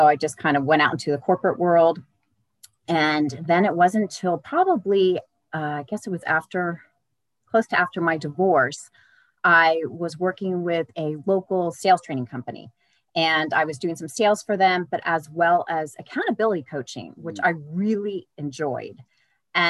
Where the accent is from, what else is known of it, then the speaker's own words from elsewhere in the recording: Bay Area, Northern California, United States; I grew up in the Northern California in the Bay Area